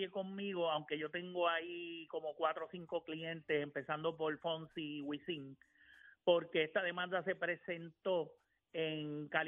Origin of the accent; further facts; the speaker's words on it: Puerto Rico; yo soy boricua